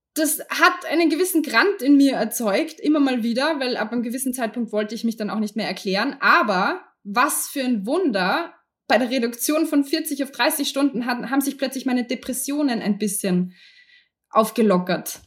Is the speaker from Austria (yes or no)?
yes; Austria; ich kann jetzt nur für uns in Österreich sprechen